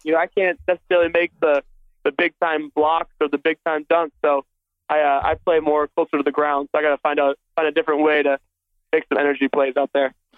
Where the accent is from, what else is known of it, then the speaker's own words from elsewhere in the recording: Minnesota, United States; I grew up in Minnesota